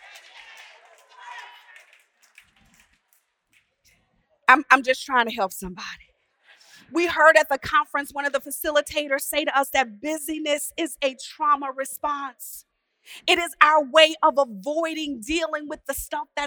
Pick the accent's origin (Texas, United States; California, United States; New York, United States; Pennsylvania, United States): Texas, United States; I'm from Texas